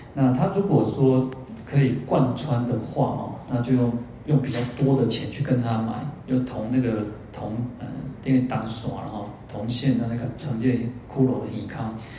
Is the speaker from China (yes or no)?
no; Kaohsiung, Taiwan; 我小时候在高雄的时候